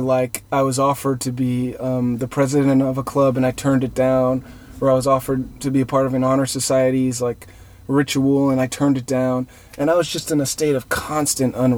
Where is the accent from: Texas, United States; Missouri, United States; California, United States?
California, United States; Pasadena; it was 626. I'm from Pasadena.